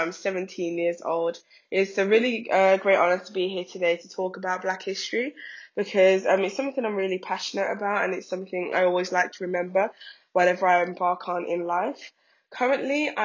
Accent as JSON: {"language": "English", "town": "Birmingham", "region": "West Midlands", "country": "United Kingdom", "tie": "born or raised there", "said": "I'm from Birmingham, born and raised"}